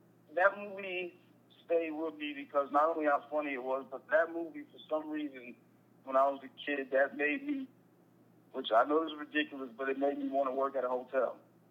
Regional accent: Chesterfield, Virginia, United States; It was pretty simple. It's not much going on.

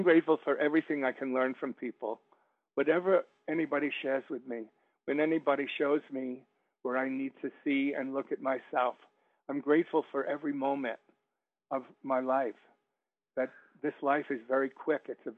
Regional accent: United States; I'm American, and now I'm British

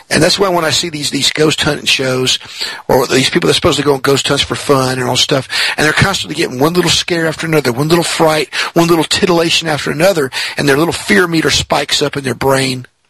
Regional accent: Mississippi, United States; I'm in Mississippi

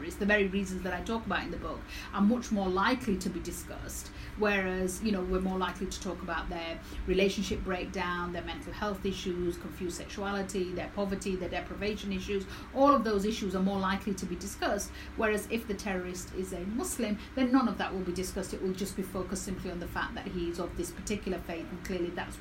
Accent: Dewsbury, Yorkshire and the Humber, United Kingdom; I was born and raised in Dewsbury

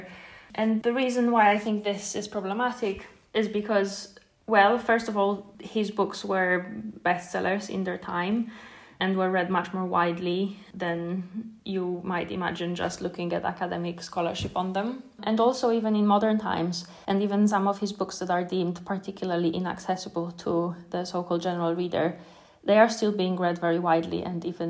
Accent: Krakow, Lesser Poland, Poland; moved away as an adult; now in Oxford, United Kingdom; I come from Krakow

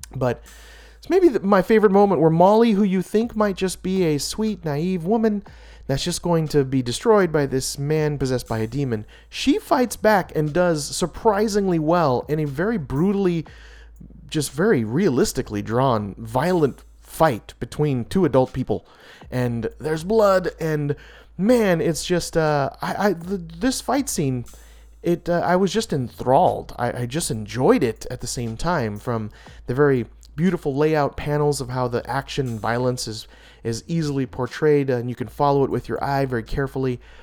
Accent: United States; I'm so American

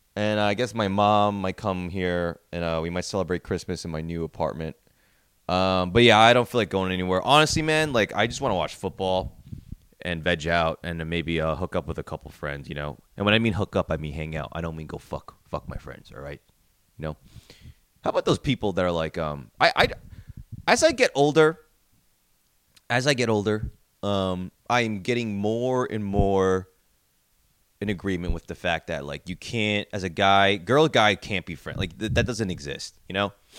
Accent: New Jersey, United States; now in New York City, United States; I'm from New Jersey. I live in New York City

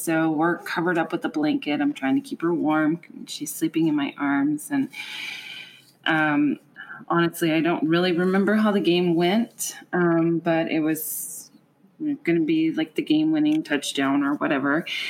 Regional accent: California, United States; I was from California and not actually a Browns fan

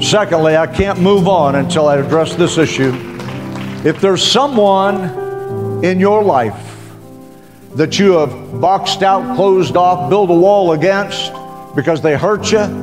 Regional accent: Western Oklahoma, United States; moved away; I came from Western Oklahoma

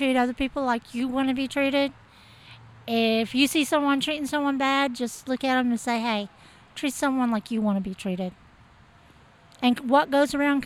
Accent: Princeton, Kentucky, United States; I'm from Princeton, Kentucky

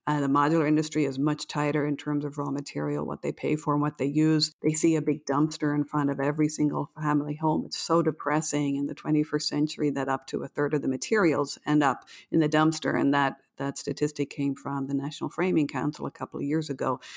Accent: Ireland; now in New York, United States; as a fellow patriot from Ireland

